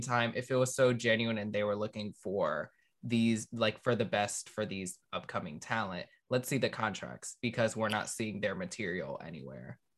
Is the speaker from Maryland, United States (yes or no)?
yes; Maryland, United States; I grew up in Maryland.